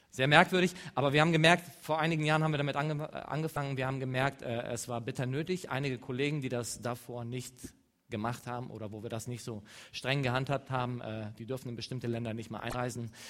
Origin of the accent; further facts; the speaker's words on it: Eastern Anatolia, Turkey; German is a second language; ich komme aus dem Nahen Osten, Ostanatolien. Ich komme ziemlich nah an der Grenze, äh, aus, äh, an der Grenze von, äh, von Syrien.